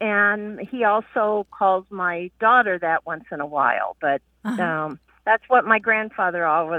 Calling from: Santa Claus, Indiana, United States; Hi, this is … I'm calling from Santa Claus, Indiana.

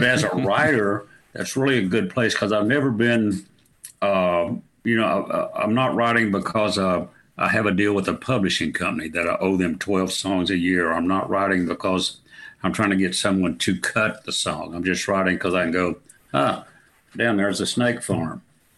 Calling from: Wimberley, Texas, United States; I'm in Wimberley, Texas. It's about 35 miles southeast of Austin, Texas, just at the beginning of the hill country.

